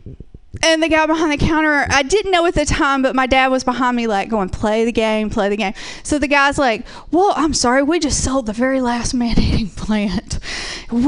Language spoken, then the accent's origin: English; the South, United States; I'm from the South, so there's a lot of people like that, so I assume I'm probably only like 1 or 2 degrees from that.